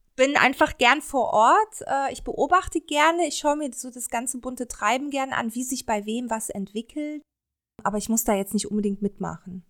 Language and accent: German; Cologne, North Rhine-Westphalia, Germany; ich komme ja auch aus Köln